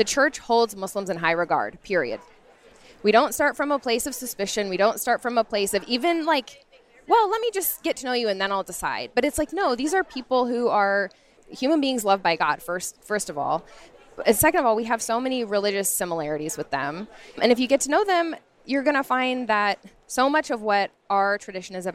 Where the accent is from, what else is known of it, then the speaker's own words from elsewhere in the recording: United States; someone growing up in the States